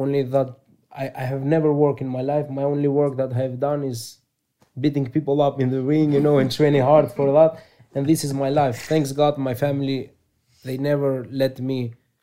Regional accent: Thessaloniki, Central Macedonia, Greece; English is a second language; also born or lived in Albania; I born in Albania, but I grew up in Greece, in Thessaloniki

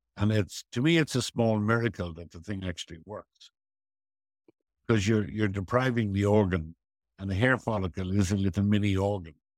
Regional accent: Dublin, Leinster, Ireland; I had a very, very happy childhood on Griffith Avenue and went to Merino School and Belvedere College

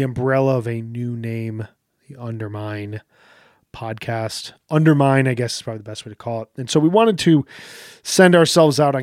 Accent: United States; my life as an American

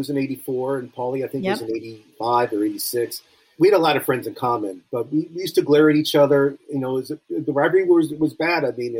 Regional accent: Beverly Hills, California, United States; born or raised there; also born or lived in Cincinnati

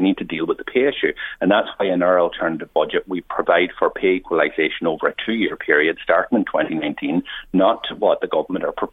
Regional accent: West Donegal, Ulster, Ireland; I come from a border county. I come from West Donegal

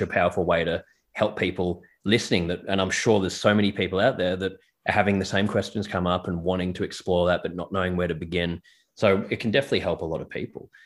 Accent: Melbourne, Victoria, Australia; we're both from Melbourne

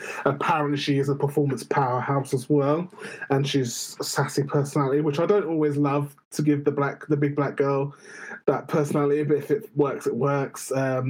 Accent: United Kingdom; even as a British person

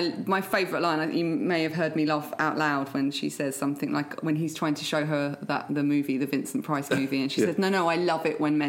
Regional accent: England, United Kingdom; moved away; growing up in England, I had a lot of Pakistani Muslim friends at primary school

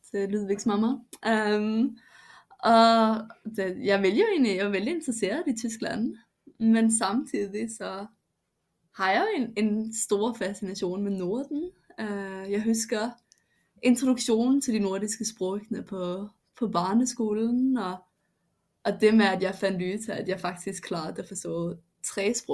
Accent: Denmark; first language Danish; Swedish is a second language; när jag är hemma i Danmark så, så hörs jag ut som en som inte eh, har dansk som modersmål

